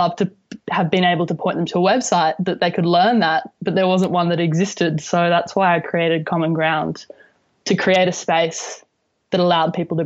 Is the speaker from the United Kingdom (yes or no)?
no; Alice Springs, Northern Territory, Australia; I grew up in Alice Springs, but my family were originally from Kadyatj country